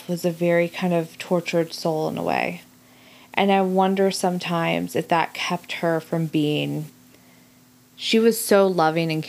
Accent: Arizona, United States; growing up in Arizona

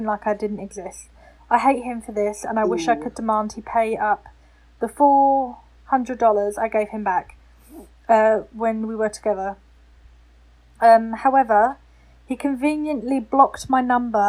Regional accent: Essex, East of England, United Kingdom; I'm from Essex. I'm an Essex girl through and through.

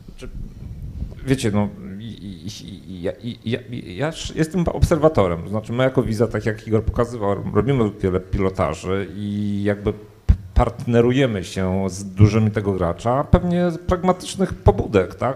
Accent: Poland; Ja się urodziłem w P R L-u, żyłem w czasach minionych

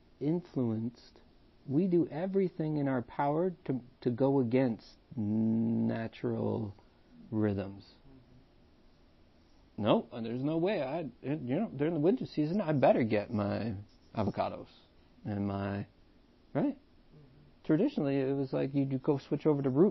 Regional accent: Canada; now in Vaughan, Canada; So we're Canadian, for all those people listening to the podcast. We're in Canada, Toronto, technically right now in Vaughan

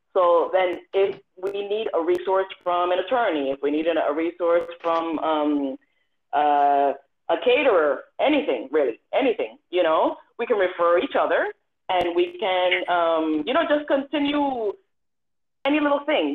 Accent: Miami, Florida, United States; being an Afro Cuban, growing up in Miami

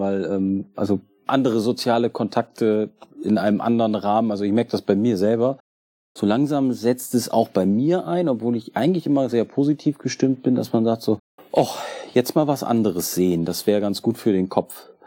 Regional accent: Germany; Also ich komme nicht aus Bremen, ich komme aus der Nähe von Bremen

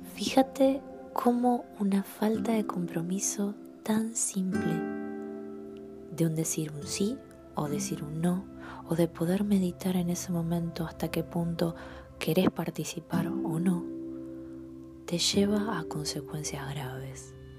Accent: Argentina; como argentinos

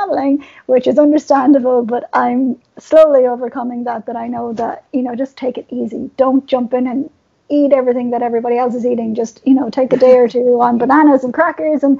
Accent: Ireland; As an Irish person

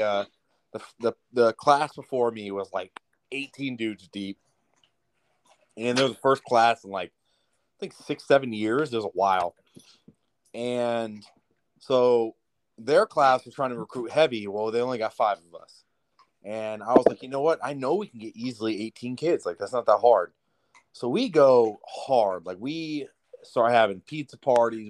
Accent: Southern California, United States; I'm from the correct side, SoCal.

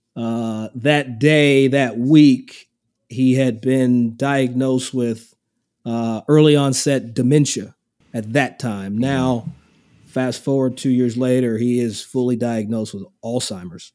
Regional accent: Versailles, Kentucky, United States; also born or lived in Lexington, Kentucky; now in Scottsdale, United States; I'm from Versailles, Kentucky. Not Versailles, same spelling, but I'm from Versailles. And it's just outside of Lexington

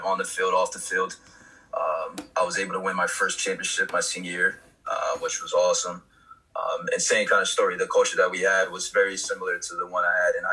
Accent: Norwalk, United States; my hometown, Norwalk

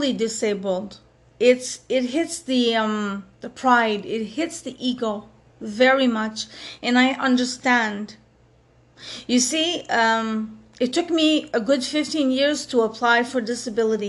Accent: Montreal, Quebec, Canada; I come from Montreal, Quebec, Canada. For those of you who don't know, that's where I'm from

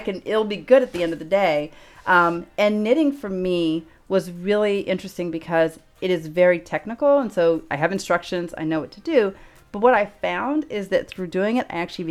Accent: Los Angeles, California, United States; also born or lived in Chicago; I'm from Los Angeles, but I lived in Chicago for about 5 years.

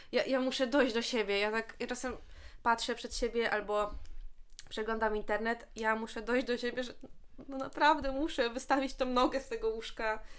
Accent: Bełchatów, Łódź Voivodeship, Poland; ja w sumie mieszkam w Bełchatowie, jestem z Bełchatowa

